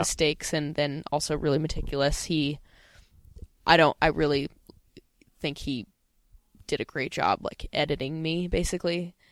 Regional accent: Pasadena, California, United States; where I grew up in Pasadena

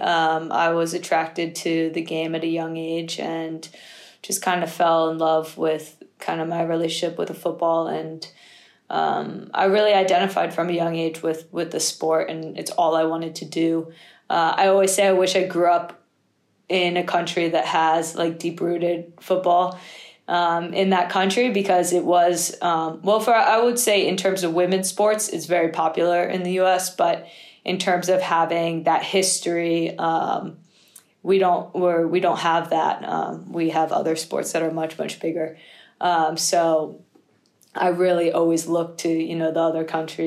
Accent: East Coast, United States; moved away as an adult; now in Manchester, United Kingdom; I grew up on the East Coast

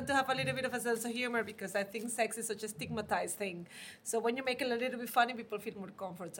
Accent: Venezuela; now in Berlin, Germany; all the way from Berlin by Venezuela

